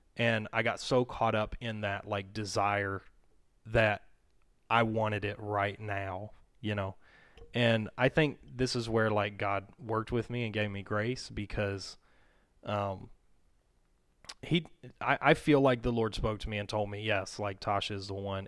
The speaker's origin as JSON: {"language": "English", "region": "Mississippi", "country": "United States", "tie": "born or raised there", "moved": "yes", "said": "I grew up in Mississippi. And my family moved here in two thousand nine."}